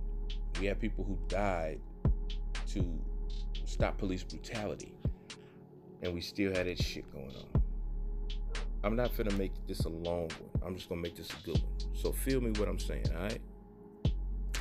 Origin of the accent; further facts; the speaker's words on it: the South, United States; I was born in the South. I was raised in the South.